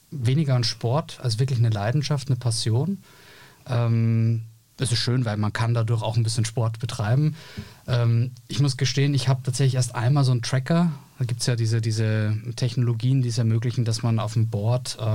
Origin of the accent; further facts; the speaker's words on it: Austria; Ich bin Österreicher, aber das hast du ja sozusagen durch den Hinweis nach Graz äh, schon gesagt.